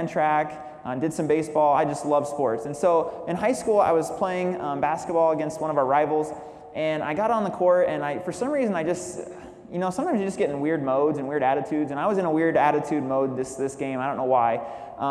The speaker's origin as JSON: {"language": "English", "region": "Illinois", "country": "United States", "tie": "born or raised there", "moved": "yes", "lives_now": "San Jose, United States", "said": "I grew up in Illinois with my mom raising me"}